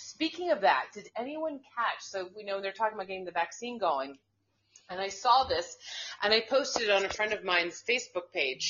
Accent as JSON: {"language": "English", "country": "United States", "said": "So what are you going to start calling me? Just call me American. That's what we are."}